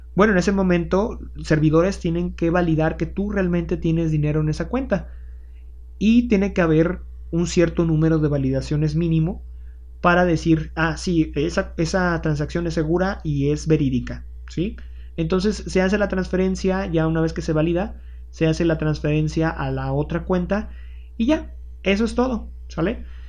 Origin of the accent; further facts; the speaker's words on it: Mexico